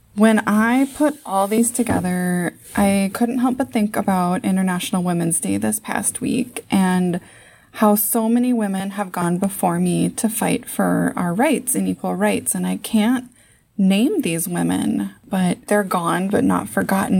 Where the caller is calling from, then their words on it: Saint Paul, Minnesota, United States; I'm calling from Saint Paul, Minnesota.